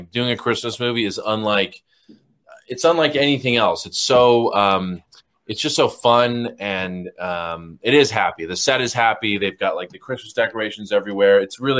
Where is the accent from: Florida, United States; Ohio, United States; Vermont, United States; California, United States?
California, United States; Los Angeles; Los Angeles, California.